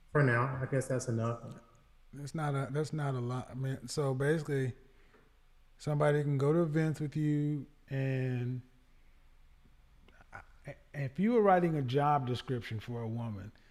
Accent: the South, United States; I'm from the South.

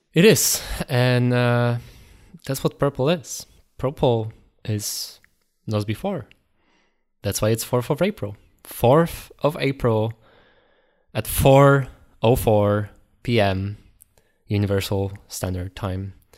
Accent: Poland; we're from Poland

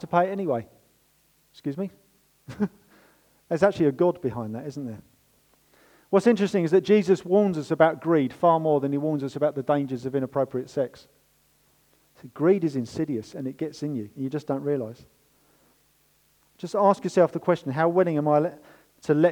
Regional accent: United Kingdom; We're British

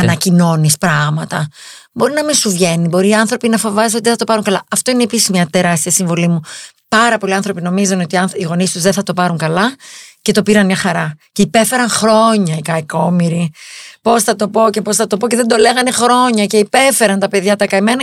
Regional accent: Greece; είμαι Ελληνίδα ναι. και είμαι και Εβραία.

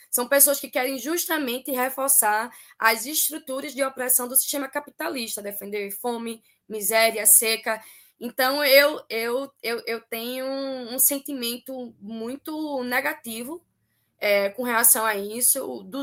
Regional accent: Northeast Region, Brazil; as pessoas tentando tirar a legitimidade do meu trabalho porque eu sou nordestina

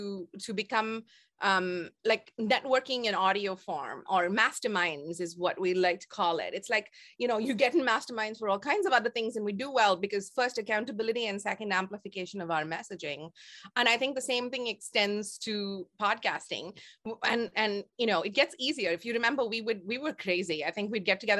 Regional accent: India; moved away as an adult; now in Toronto, Canada; my raising as an Indian girl in the 70s

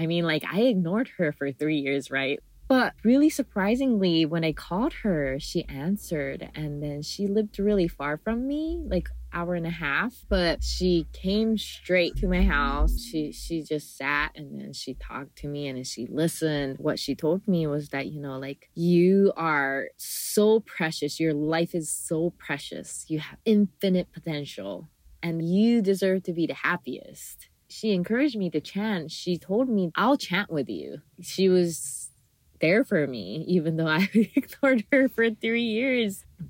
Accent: Hawaii, United States; because I was local, I am still a local, but growing up in Hawaii, like I always see like tourists coming into Hawaii.

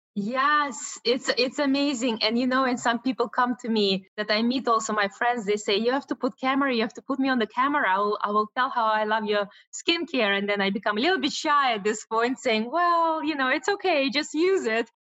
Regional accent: Russia; moved away; I was born in Russia, and as a Russian Jew

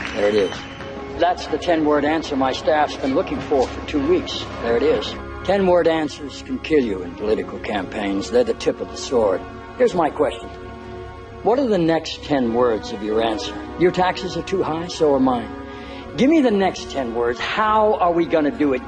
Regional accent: Netherlands; ik ben een Nederlander, ik ben heel trots met Marokkaans bloed

